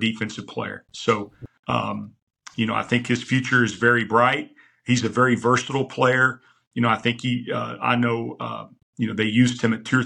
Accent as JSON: {"language": "English", "town": "Rockwall", "region": "Texas", "country": "United States", "tie": "born or raised there", "said": "back in my hometown, I had spent 7 years at Rockwall High"}